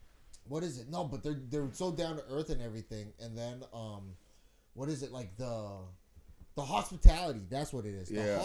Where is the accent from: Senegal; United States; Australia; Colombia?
United States; San Francisco, California; I was born and raised in San Francisco.